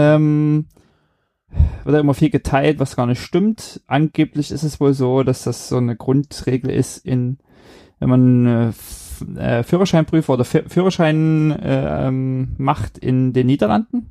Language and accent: German; Germany; moved away; in Deutschland äh, und bin dann da auch in meiner alten Heimat und so immer ganz gern gefahren